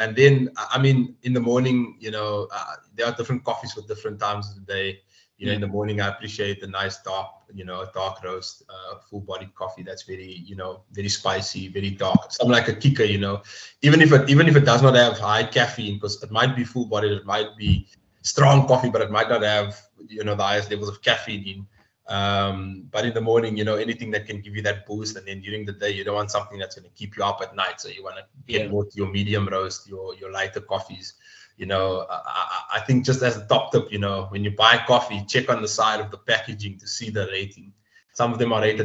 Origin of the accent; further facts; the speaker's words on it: Cape Town, Western Cape, South Africa; I was born in Tafels of Mitchell's Plain. I'm from Tafels of Mitchell's Plain. So for those of us who don't know, Mitchell's Plain is part of the Cape Flats, Cape Town.